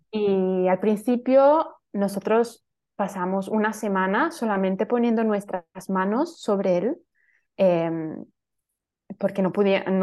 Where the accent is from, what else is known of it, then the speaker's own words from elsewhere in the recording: Italy; Spanish is a second language; soy italiana.